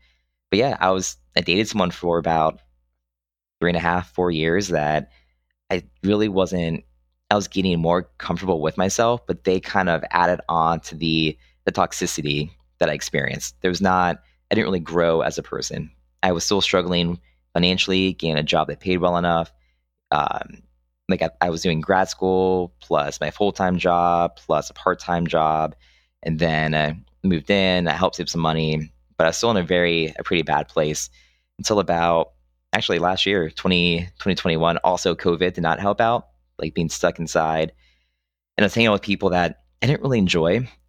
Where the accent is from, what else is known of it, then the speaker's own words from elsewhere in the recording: Pennsylvania, United States; moved away; when I came down from Central PA, I still had my kind of indoctrinated conservative mindset.